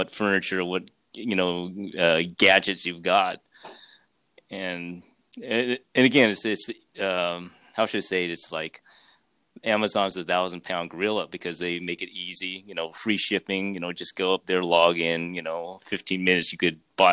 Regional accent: California, United States; I was born here, though. My parents were from China, but I was born here in California

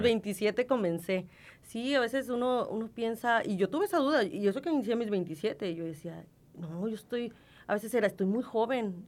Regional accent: Tijuana, Baja California, Mexico; accent: norteña; yo soy de aquí de Tijuana. Yo toda mi vida, eh, He estado aquí

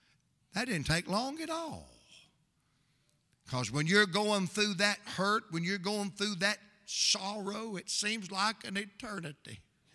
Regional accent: Atlanta, Georgia, United States; I am from Atlanta, dude.

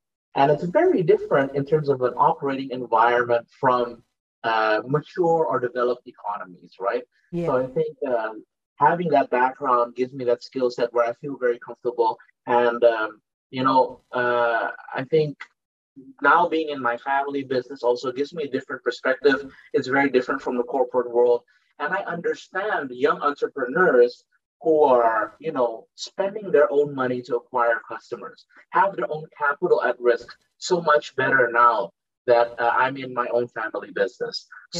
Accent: Netherlands; moved away as an adult; now in Indonesia; I was born and raised in the Netherlands and then immigrated to Indonesia only later in my life. I started working in Indonesia in 2006.

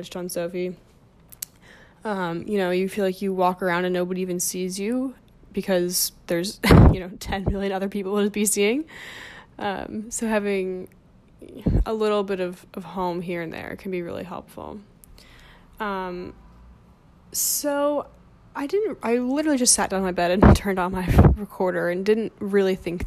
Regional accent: New Jersey, United States; moved away as an adult; also born or lived in Bloomington, Indiana; now in New York, United States; I grew up in New Jersey

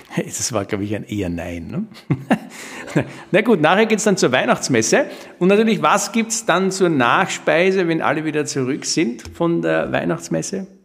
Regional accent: Austria; bei uns in Österreich

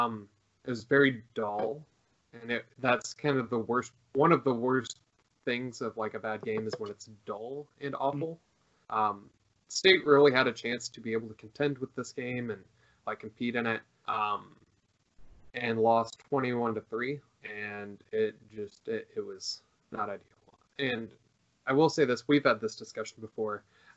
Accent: Houston, Texas, United States; moved away as an adult; I'm from Houston.

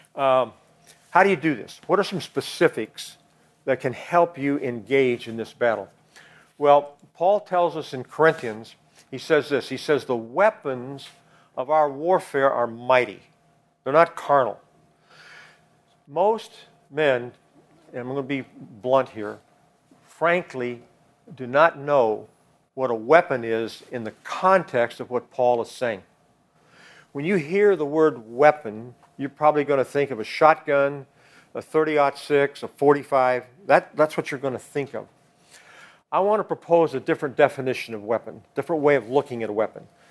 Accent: Kansas, United States; moved away as an adult; I'm from Kansas.

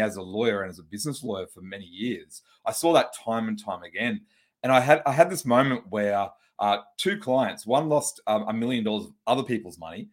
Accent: Brisbane, Queensland, Australia; I'm from Australia. I'm from a city called Brisbane

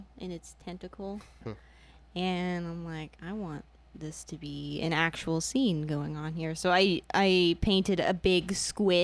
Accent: Spring Hill, Florida, United States; also born or lived in Indiana; I'm from Spring Hill, which is like an hour away from Tampa, but I was born in Indiana

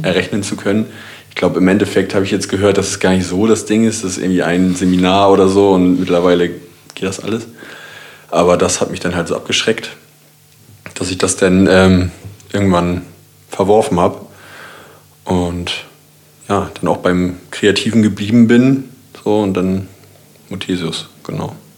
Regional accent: Kiel, Schleswig-Holstein, Germany; ich komme auch aus Kiel

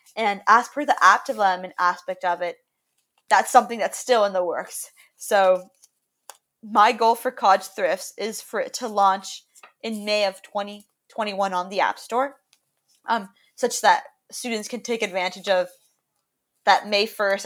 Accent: Miami, Florida, United States; I'm currently calling from my home in Miami, Florida, where I was born and raised

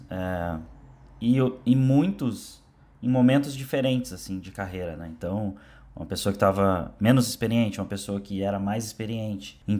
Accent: Porto Alegre, Rio Grande do Sul, Brazil; now in São Paulo, Brazil; A gente chegou em São Paulo ao mesmo tempo, ele veio do Rio, eu vim de Porto Alegre.

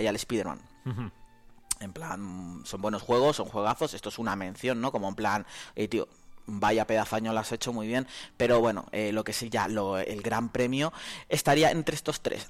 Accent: Canary Islands, Spain; now in Soria, Spain; Yo como buen canario

